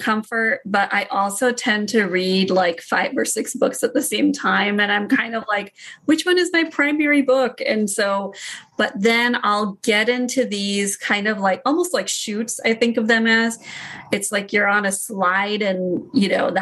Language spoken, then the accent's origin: English; United States; I'm Indian American